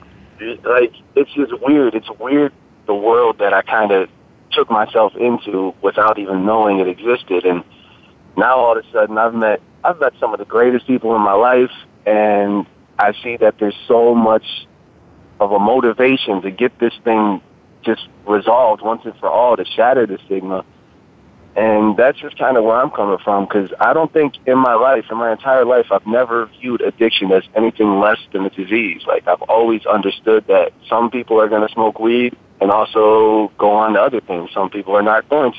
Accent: Sandusky, Ohio, United States; I'm a rapper from Northeast Ohio, Northern Ohio, Sandusky area

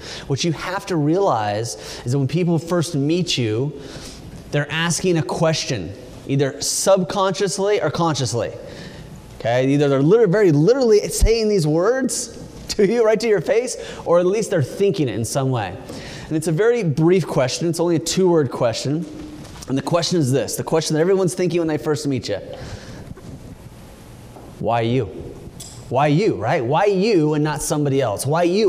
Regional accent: California, United States; you know, I'm from California. We're all supposed to be hugging and holding hands and singing Kumbaya.

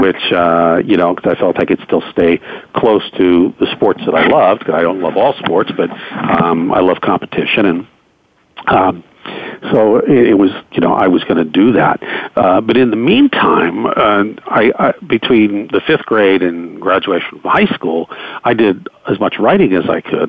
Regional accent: Pittsburgh, Pennsylvania, United States; the Pittsburgh Pirates, my hometown team

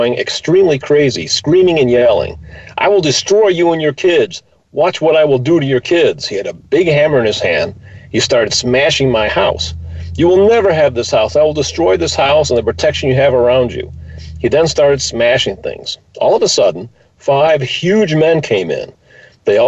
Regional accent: Detroit, Michigan, United States; I'm from Detroit

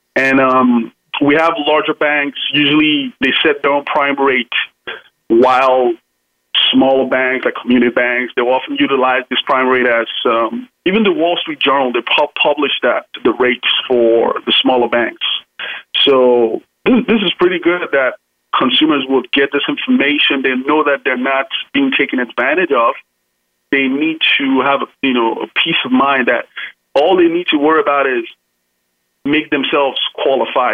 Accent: Nigeria; now in United States; I'm from originally from Nigeria, but uh, of course, I'm, I'm an American citizen now

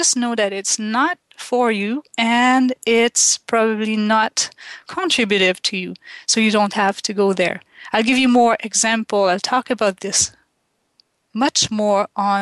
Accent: Quebec, Canada; first language French; English is a second language; moved away; I grew up in Quebec in Canada and we speak French

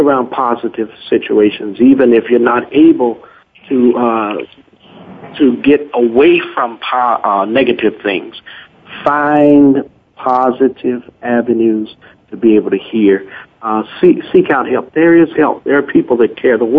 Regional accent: Chicago, Illinois, United States; I'm from Chicago

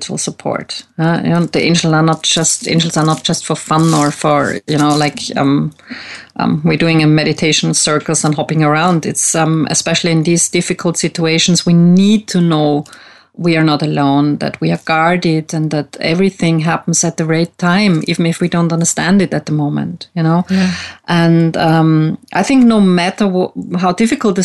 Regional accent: Vienna, Austria; English is a second language; also born or lived in United States; I am from Austria, Vienna, where I live at the moment

